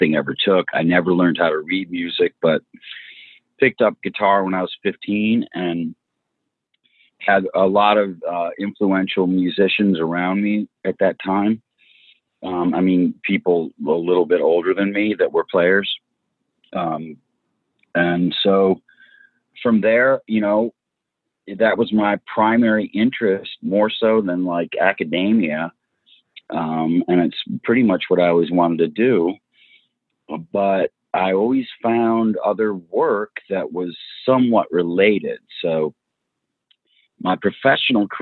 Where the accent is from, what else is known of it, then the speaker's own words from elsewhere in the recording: Birmingham, Michigan, United States; moved away as an adult; also born or lived in Royal Oak, Michigan / Albion, Michigan / New York City; I grew up in their suburb called Birmingham in the 70s